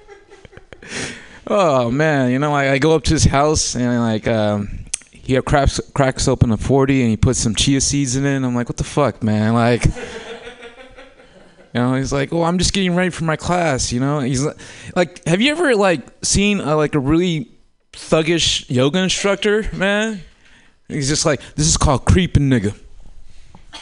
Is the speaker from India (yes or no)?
no; Oakland, California, United States; also born or lived in Humboldt County; I was born and raised in Oakland before it was gluten-free.